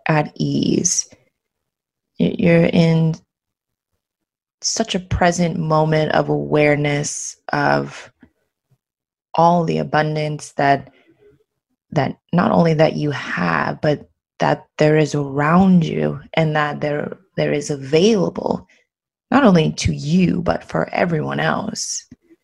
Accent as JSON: {"language": "English", "region": "Maryland", "country": "United States", "tie": "born or raised there", "also_born_or_lived": "Los Angeles / Paris", "moved": "as an adult", "lives_now": "Barcelona, Spain", "said": "I grew up in Maryland in the United States"}